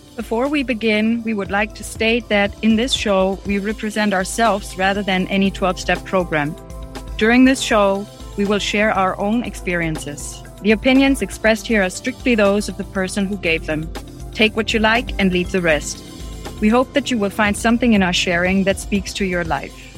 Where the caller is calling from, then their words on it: Germany; I'm calling in from Germany